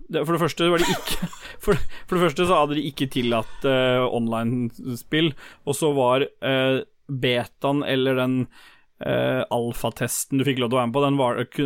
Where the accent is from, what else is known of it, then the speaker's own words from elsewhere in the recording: Lambertseter, Oslo, Norway; Jeg er fra Lambertseter